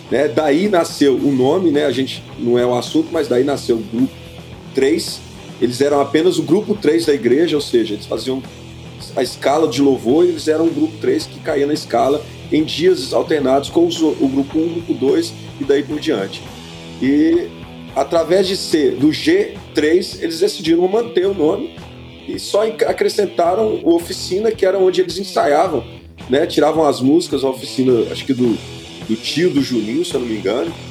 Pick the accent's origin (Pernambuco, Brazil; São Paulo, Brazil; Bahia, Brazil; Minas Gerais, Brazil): Minas Gerais, Brazil; Belo Horizonte; eu sou também mineirinho aqui de BH